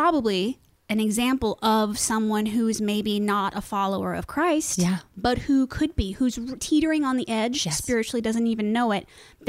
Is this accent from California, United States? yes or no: no; Broad Ripple, Indiana, United States; You know, it's a strange thing because I have lived in Broad Ripple my whole life.